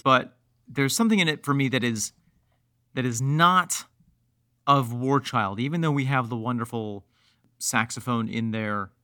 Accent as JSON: {"language": "English", "town": "Mexico", "region": "New York", "country": "United States", "tie": "born or raised there", "said": "I grew up in Mexico, New York"}